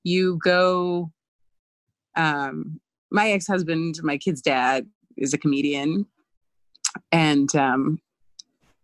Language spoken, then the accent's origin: English; Bible Belt, Southeast, United States; moved away as an adult; I grew up queer in the Southeast in the middle of the Bible Belt